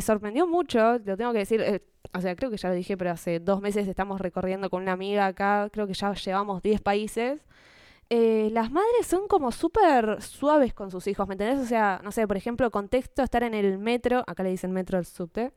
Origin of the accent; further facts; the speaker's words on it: Argentina; como argentino